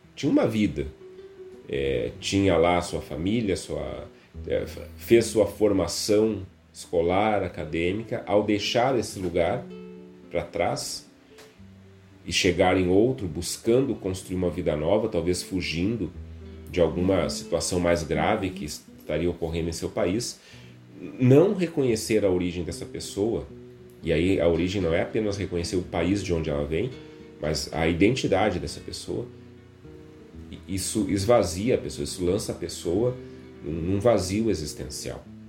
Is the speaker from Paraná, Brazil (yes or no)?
no; Rio Grande do Sul, Brazil; a gente tem muito forte essa coisa de vir de algum lugar, aqui como gaúcho, como, né, alguém do Rio Grande do Sul